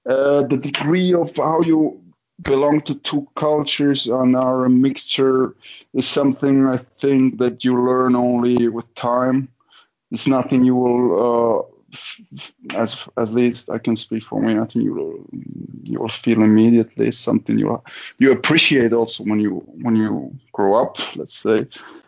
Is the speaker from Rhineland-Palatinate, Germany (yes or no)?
yes; Trier, Rhineland-Palatinate, Germany; moved away as an adult; also born or lived in Spain; now in Berlin, Germany; I'm half Spanish, half German. My mother is Spanish. Actually, I was even born in Spain, but I was raised here in Germany, in a town called Trier, a small town in the west, just a couple of thousands inhabitants. And I moved here 10 years ago